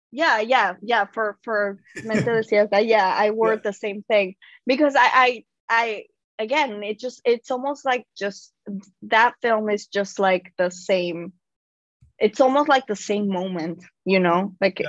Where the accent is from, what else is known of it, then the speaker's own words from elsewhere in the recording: Mexico; moved away as an adult; now in New York City, United States; I'm an immigrant. I I I'm originally from Mexico. I was born and raised in Mexico, and I moved uh, to New York City pretty young